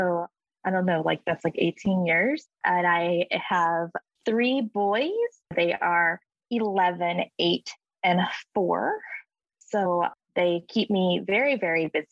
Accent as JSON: {"language": "English", "region": "South Arkansas", "country": "United States", "tie": "born or raised there", "said": "I actually grew up in South Arkansas. So that is where home base was for me growing up"}